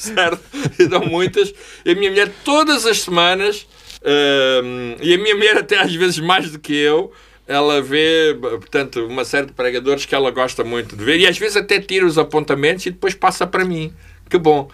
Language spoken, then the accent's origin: Portuguese; Angola; eu sou angolano